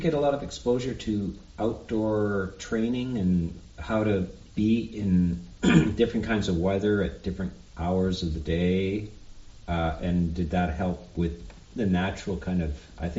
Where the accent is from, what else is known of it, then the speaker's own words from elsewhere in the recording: Canada; And this is more or less a classic American experience. I'm Canadian, mm-hmm.